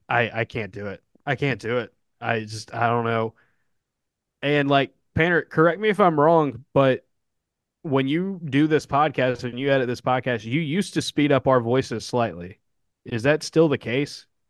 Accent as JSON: {"language": "English", "region": "the South", "country": "United States", "tie": "born or raised there", "accent": "southern", "said": "I've almost always just lived in the South my entire life"}